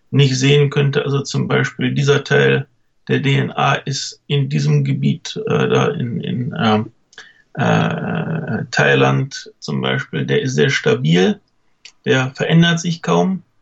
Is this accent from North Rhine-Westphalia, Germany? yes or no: yes; Cologne, North Rhine-Westphalia, Germany; born there; meine Eltern äh, waren nicht aus Köln, sind nur zugezogen. Mhm. Und irgendwie habe ich den lokalen Akzent nicht so richtig aufgeschnappt.